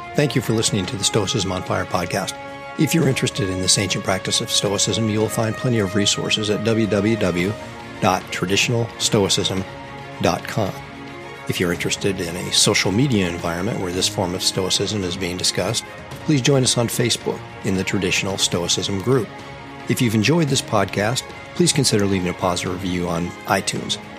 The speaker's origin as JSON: {"language": "English", "region": "Pacific Northwest", "country": "United States", "tie": "born or raised there", "said": "I grew up in the Pacific Northwest in the United States"}